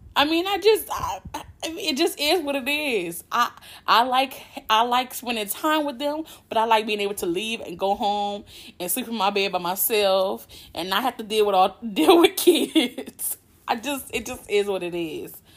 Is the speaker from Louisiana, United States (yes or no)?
yes; Louisiana, United States; I'm from Louisiana, born and raised, been living here my whole life